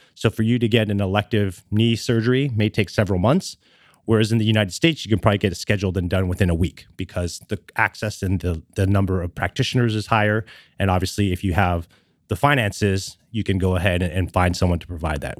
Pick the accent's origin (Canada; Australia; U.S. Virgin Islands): Canada; moved away as an adult; now in Los Angeles, United States; born and raised in Canada and lived there for about twenty years